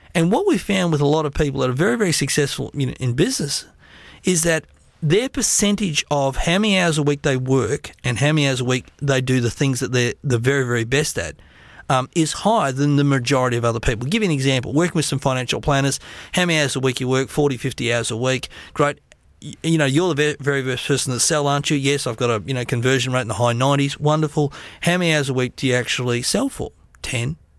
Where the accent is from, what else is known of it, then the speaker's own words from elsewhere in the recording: Australia; I'm an Australian